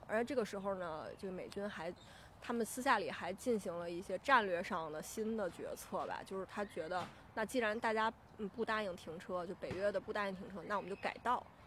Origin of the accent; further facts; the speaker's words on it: Beijing, China; 我是这个来自北京的